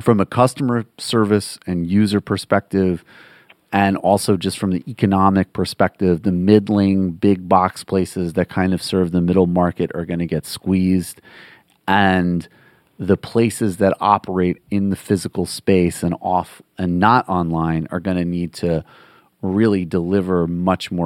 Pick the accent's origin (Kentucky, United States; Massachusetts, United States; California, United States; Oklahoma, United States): Massachusetts, United States; Western; where I grew up in Western Massachusetts